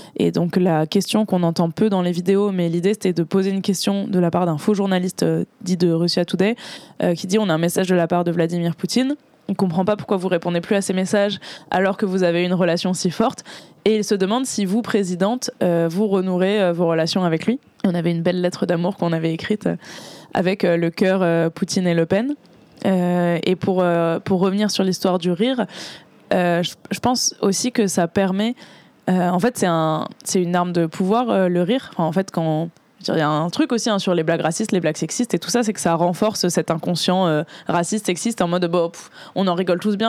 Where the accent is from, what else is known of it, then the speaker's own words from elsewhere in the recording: Boulogne-Billancourt, Île-de-France, France; j'ai grandi à Boulogne